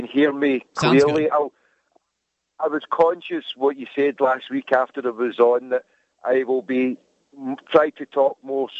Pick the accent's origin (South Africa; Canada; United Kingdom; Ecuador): United Kingdom; Scotland; accent: Scottish; you know, I don't even sound Scottish compared to the Scottish. Yeah, honestly, so I'm putting on my best accent that you will be able to understand. There truly is people here in Scotland